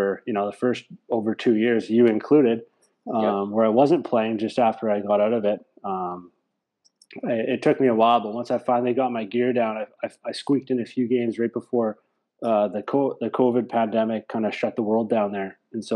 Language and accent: English; Saskatoon, Saskatchewan, Canada; moved away as an adult; also born or lived in Portland, Oregon; now in Tempe, United States; undergrad was in Saskatoon, my hometown, University of Saskatchewan